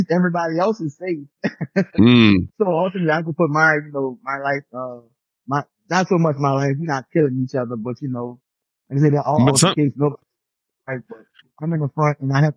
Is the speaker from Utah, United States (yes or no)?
no; New Orleans, Louisiana, United States; growing up in New Orleans